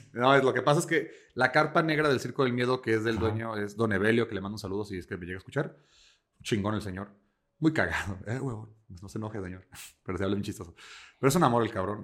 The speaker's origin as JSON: {"language": "Spanish", "country": "Mexico", "said": "yo soy italiano-mexicano"}